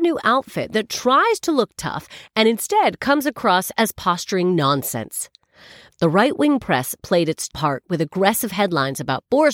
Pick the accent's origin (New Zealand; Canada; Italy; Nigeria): Canada; now in United Kingdom; I'm Canadian